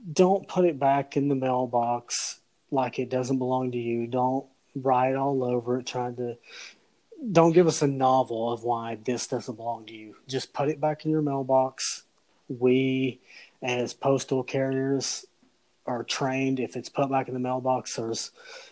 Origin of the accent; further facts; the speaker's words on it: the South, United States; I grew up in the South